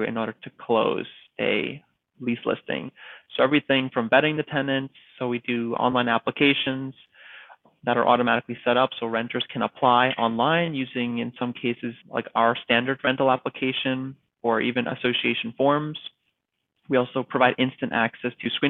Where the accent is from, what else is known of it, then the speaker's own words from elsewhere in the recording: East Coast, United States; moved away as an adult; now in California, United States; I'm from the East Coast and I moved to California